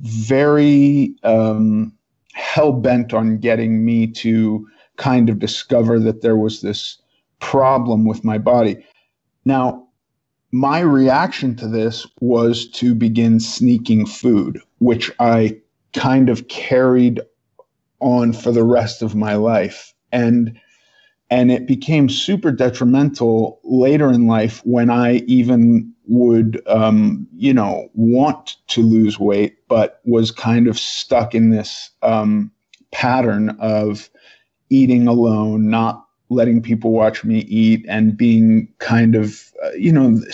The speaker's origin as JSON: {"language": "English", "region": "New York", "country": "United States", "tie": "born or raised there", "said": "I was born in New York. in the 70s."}